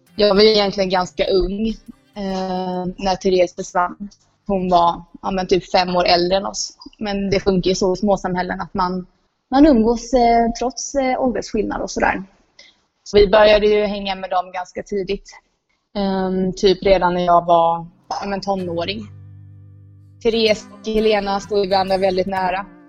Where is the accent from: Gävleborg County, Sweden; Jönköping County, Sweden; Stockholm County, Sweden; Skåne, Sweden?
Jönköping County, Sweden; Rörvik; moved away as an adult; now in Indonesia; Rörvik är inte riktigt detsamma nu som eh, när jag eh, växte upp där